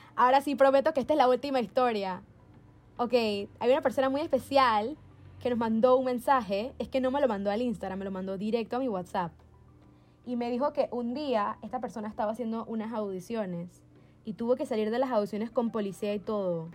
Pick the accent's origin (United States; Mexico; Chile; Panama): Panama; moved away; yo vengo de Panamá donde tú entras y conoces dije, a todo el mundo